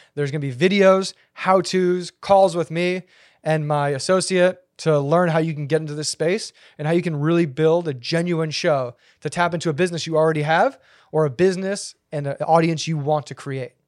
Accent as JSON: {"language": "English", "country": "United States", "said": "being an American"}